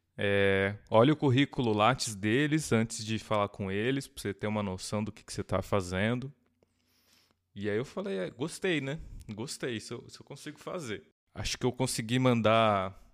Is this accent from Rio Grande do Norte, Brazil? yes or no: no; Jundiaí, São Paulo, Brazil; eu sou de Jundiaí. Sou nascido em São Paulo, mas me considero jundiaiense. eu cresci lá